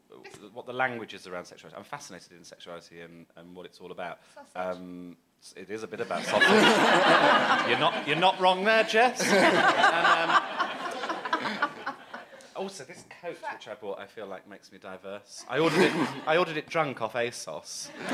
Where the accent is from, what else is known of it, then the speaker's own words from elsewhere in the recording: Birmingham, West Midlands, United Kingdom; I'm a white middle-class male. From Birmingham.